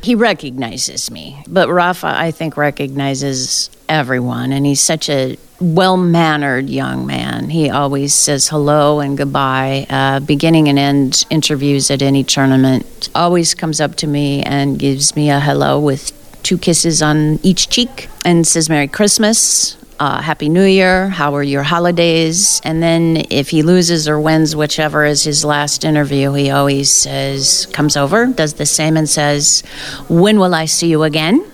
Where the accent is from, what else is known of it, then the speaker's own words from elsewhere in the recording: South Dakota, United States; now in Phoenix, United States; so uh, I grew up in South Dakota, and I've lived all over the U.S., but I currently am in the desert in Phoenix, Arizona